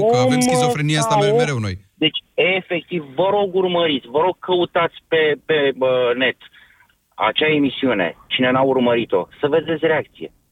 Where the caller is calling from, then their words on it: Ploiești, Prahova, Romania; Sunt din uh, Ploiești.